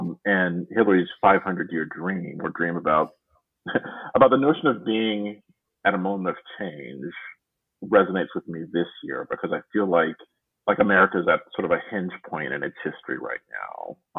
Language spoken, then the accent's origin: English; the South, United States; Like, I mean, I grew up in the South